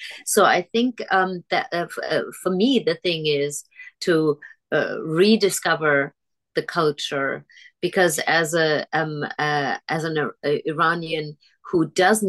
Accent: Germany; moved away; when I was growing up in Germany, most of my childhood

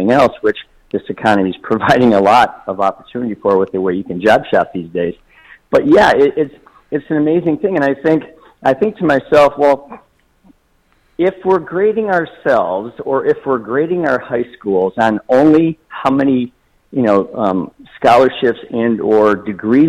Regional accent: Toledo, Ohio, United States; I'm from Toledo, Ohio

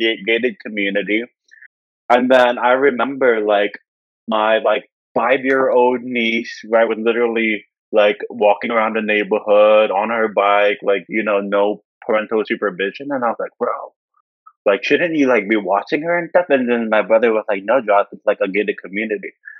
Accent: North Carolina, United States; I grew up in a small town in North Carolina, 6,000 population

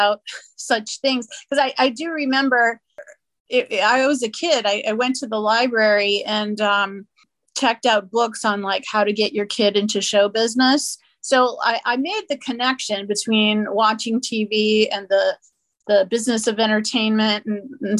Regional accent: New Orleans, Louisiana, United States; moved away as an adult; also born or lived in San Diego; I was born in New Orleans and lived there until after college.

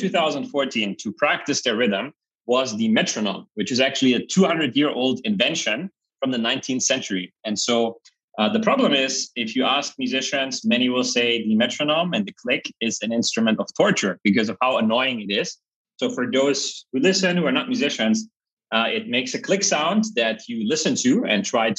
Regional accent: Germany; also born or lived in Berlin; I grew up in Germany in a very small village with 600 people

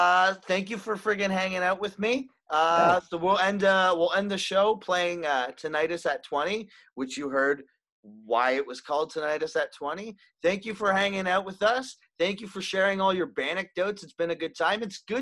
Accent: St. Catharines, Ontario, Canada; it sounds very similar to growing up in St. Catharines

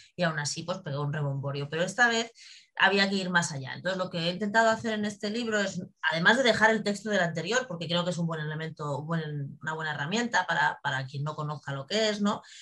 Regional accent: Spain

